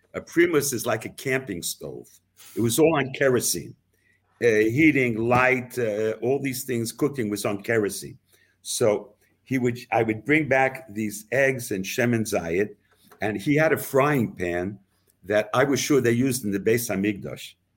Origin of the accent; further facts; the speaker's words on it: Jersey City, New Jersey, United States; also born or lived in Seattle, Washington; now in Jerusalem, Israel; I grew up basically in Jersey City, New Jersey